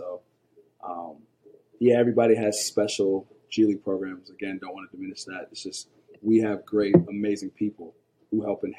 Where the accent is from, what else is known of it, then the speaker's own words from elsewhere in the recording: Ohio, United States; I felt like we were always on the other side, growing up in Ohio, loving the Buckeyes, loving my Bobcats, him being a Michigan kid